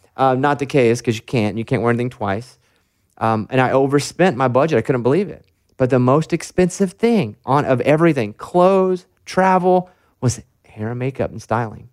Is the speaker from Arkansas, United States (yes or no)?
yes; Arkansas, United States; I'm from Arkansas